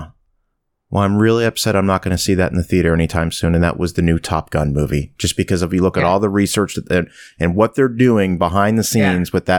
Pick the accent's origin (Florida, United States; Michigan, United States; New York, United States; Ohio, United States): Florida, United States; Ocala; my hometown here of Ocala, Florida, in Ocala, Florida.